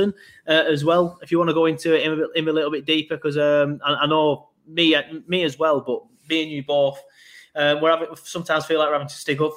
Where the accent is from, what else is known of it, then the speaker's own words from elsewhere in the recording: Burnley, North West England, United Kingdom; I'm from Burnley, so I'm elongating my vowels